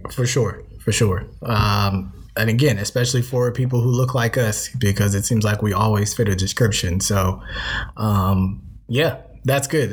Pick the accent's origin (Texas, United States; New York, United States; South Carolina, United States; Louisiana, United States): South Carolina, United States; I'm from South Carolina